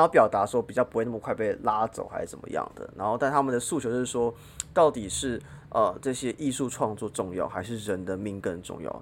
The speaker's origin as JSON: {"language": "Chinese", "country": "Taiwan", "also_born_or_lived": "Hong Kong", "said": "我是台湾人"}